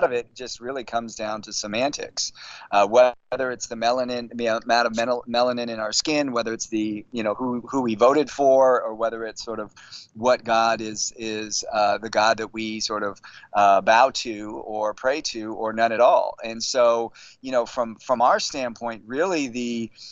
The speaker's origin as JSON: {"language": "English", "town": "San Francisco", "region": "California", "country": "United States", "tie": "born or raised there", "said": "born and raised in San Francisco"}